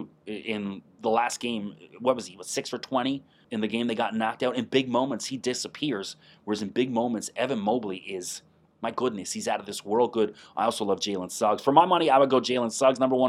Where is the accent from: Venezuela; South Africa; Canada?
Canada; accent: Canadian; also born or lived in Toronto area; I'm in the Toronto area, so I may use a few Canadian sayings and pronunciations